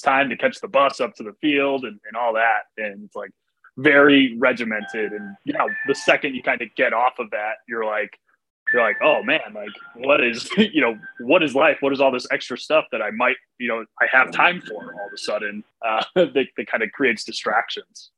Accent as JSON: {"language": "English", "town": "Chicago", "region": "Illinois", "country": "United States", "tie": "born or raised there", "also_born_or_lived": "New York", "moved": "as an adult", "said": "I grew up around Chicago and then, you know, going to New York at 18"}